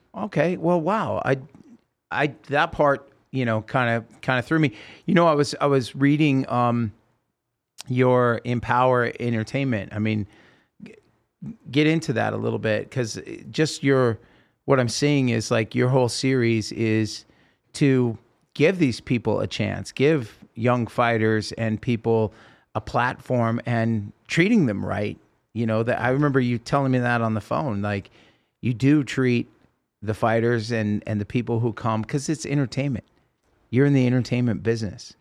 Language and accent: English; Salem, Oregon, United States; growing up in Salem, Oregon, we had the, the fairgrounds.